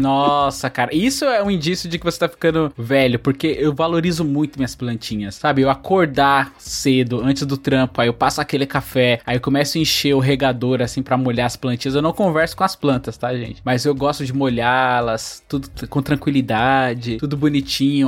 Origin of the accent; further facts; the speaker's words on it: Bahia, Brazil; eu nasci na Bahia, e lá a maioria das pessoas assim eram pedreiras